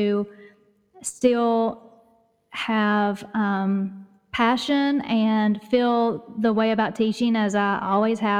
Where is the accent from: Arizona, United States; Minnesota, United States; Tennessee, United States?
Tennessee, United States; East; accent: East Tennessee; you can probably tell by my accent that I live in Tennessee, in East Tennessee, in the mountains